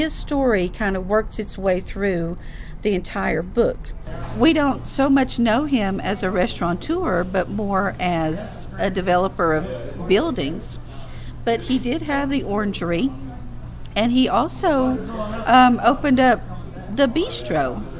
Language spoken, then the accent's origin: English; Greeneville, Tennessee, United States; now in Knoxville, United States; And I grew up in Greenville, Tennessee, Greene County. That's very near here. It's only about an hour and a half northeast of Knoxville. And I lived on a farm growing up.